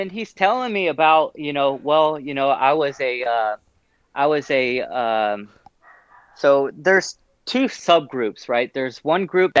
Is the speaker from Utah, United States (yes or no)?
no; Killeen, Texas, United States; moved away; also born or lived in Tampa; I'm from Killeen, which is 2 hours north of there